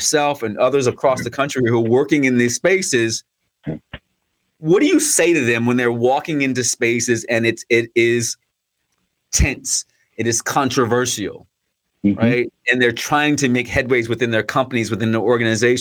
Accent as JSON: {"language": "English", "country": "United States", "said": "I'm American."}